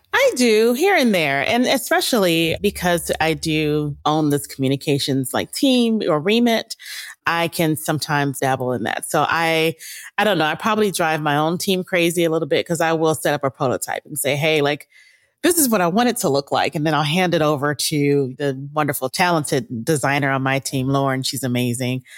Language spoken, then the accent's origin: English; Pasadena, California, United States; I grew up in Pasadena